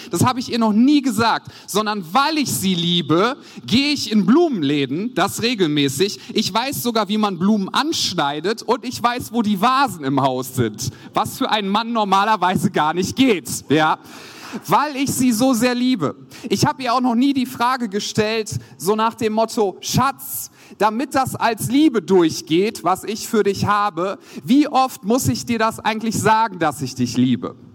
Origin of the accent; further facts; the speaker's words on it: Wuppertal, North Rhine-Westphalia, Germany; Wie schon gesagt, ich komme aus Wuppertal, aus der Credo-Kirche.